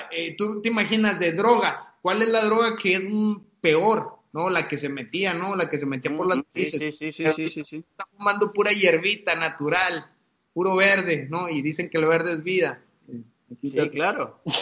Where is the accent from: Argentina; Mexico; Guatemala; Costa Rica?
Mexico; Monterrey, Nuevo León; son dos personajes de Monterrey, de mi pueblo, que, son, son puntas de, las artes marciales